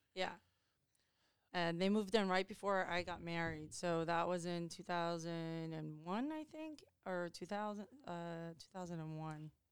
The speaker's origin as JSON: {"language": "English", "town": "Chappaqua", "region": "New York", "country": "United States", "tie": "born or raised there", "moved": "yes", "said": "we grew up in Westchester County and I grew up in Chappaqua, New York"}